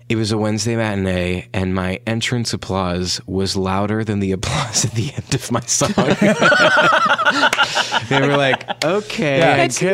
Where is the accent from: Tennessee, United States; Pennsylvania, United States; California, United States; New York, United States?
New York, United States; Brooklyn; born there; making fun of me about something that it doesn't seem like I was born in Brooklyn.